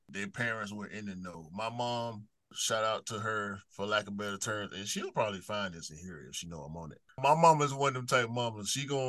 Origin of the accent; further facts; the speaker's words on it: Atlanta, Georgia, United States; Born and raised, yeah.